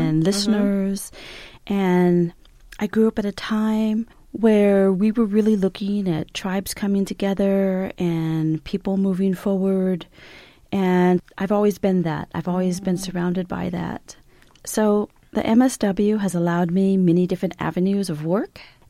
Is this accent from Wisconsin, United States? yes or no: no; Los Angeles, California, United States; now in Tucson, United States; I am Hopi Navajo Pueblo and Mexican. I was raised in Los Angeles, California, and so I'm a very urban Indian, and I'm also an unenrolled urban Indian